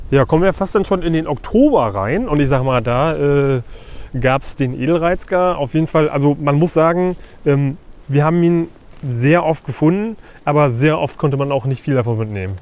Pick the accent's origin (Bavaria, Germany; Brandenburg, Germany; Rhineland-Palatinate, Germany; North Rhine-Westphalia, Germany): Brandenburg, Germany; Uckermark; ich komme ja aus, aus der Uckermark